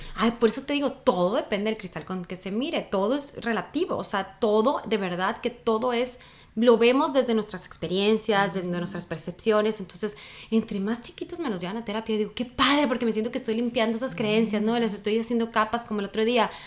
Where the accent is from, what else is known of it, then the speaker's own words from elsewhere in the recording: Sonora, Mexico; soy de Sonora, un morro, un chavo